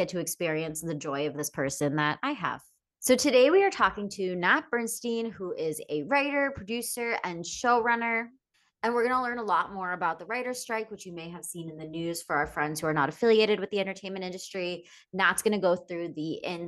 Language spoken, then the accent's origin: English; Pennsylvania, United States; we're both from Pennsylvania